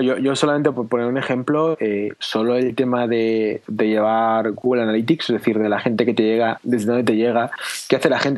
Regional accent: Spain; quiero que mi hija crezca en mi país

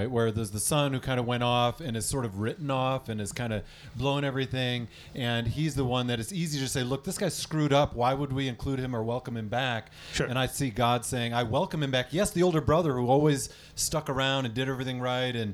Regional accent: Michigan, United States; Listen, I'm from Michigan, and the Detroit Lions are there.

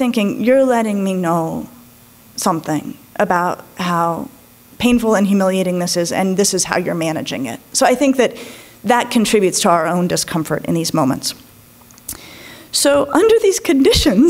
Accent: Colorado, United States; I grew up in Colorado

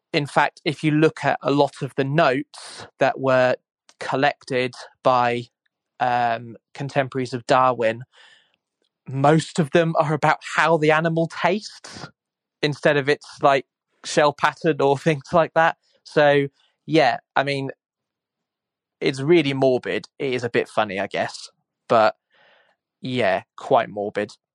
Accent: Suffolk, East of England, United Kingdom; I'm from Suffolk on the east coast of England in East Anglia

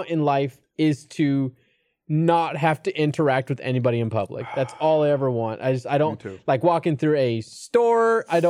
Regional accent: California, United States; accent: Californian; moved away as an adult; now in Texas, United States; Because I'm from California. I've lived there for 30 years. And while I've been here for a while, it's definitely like I consider myself a Californian. I think I sound like a Californian. I think I act like a Californian.

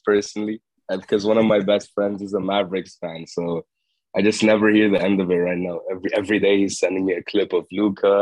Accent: Jordan; moved away; I'm from Jordan. It's in the Middle East, right next to Lebanon and Saudi Arabia and Dubai. Or the Emirates, and I'm talking from Jordan right now. I'm in my summer break, so I'm back home.

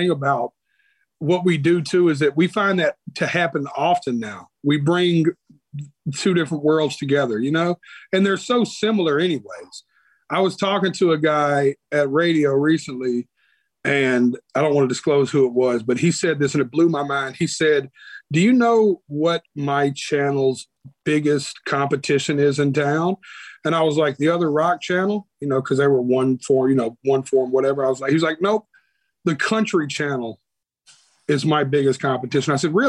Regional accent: Nashville, Tennessee, United States; born there; I was born right here in Nashville, Tennessee. I was born at Baptist Hospital.

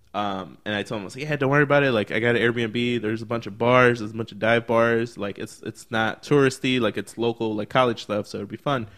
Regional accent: Chicago, Illinois, United States; also born or lived in Berwyn, Illinois; we're from Chicago

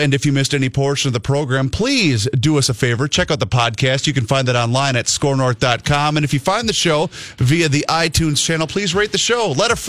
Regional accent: Faribault, Minnesota, United States; I'm from Faribault, Minnesota.

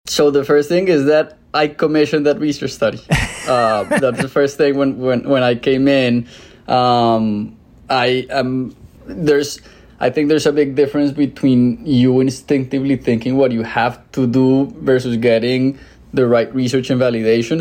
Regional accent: Colombia; moved away as an adult; also born or lived in Mexico City, Mexico; now in United States; I'm originally from Colombia

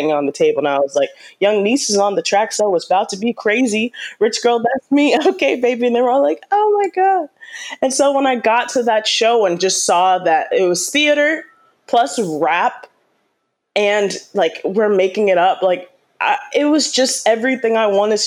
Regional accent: New York City, New York, United States; I'm from New York. I'm from Queens, New York, originally, you know, born and raised

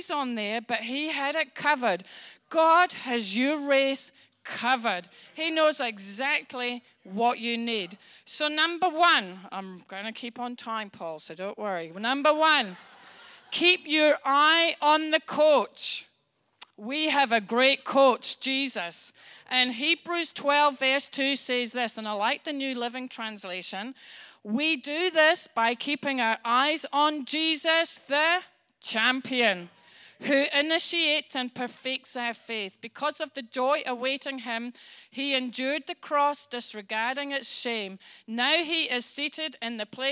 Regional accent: Scotland, United Kingdom; I'm Scottish

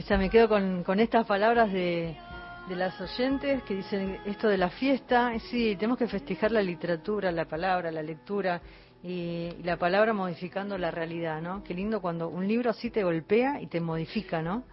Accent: Mar del Plata, Buenos Aires Province, Argentina; moved away; Yo pasé toda mi infancia en Mar de Plata, tengo mis primos allá

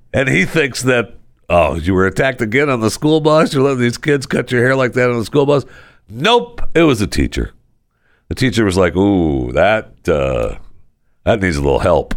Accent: Michigan, United States; And I was born and raised right here.

